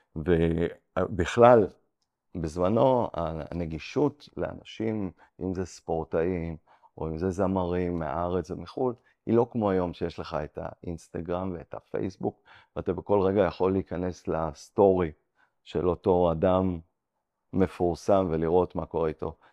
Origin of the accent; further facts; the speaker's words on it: Ramat HaSharon, Tel Aviv District, Israel; also born or lived in Antwerp, Belgium; גדלתי ברמת השרון. אה, מגיל 14 עד גיל 18, עד גיל צבא, גרתי באנטוורפן, בלגיה, ואז אה, חזרתי לארץ